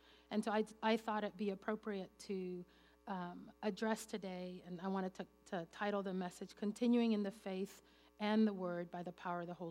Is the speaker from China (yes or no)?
no; Venezuela; English is a second language; moved away; I grew up in Venezuela, and English is my third language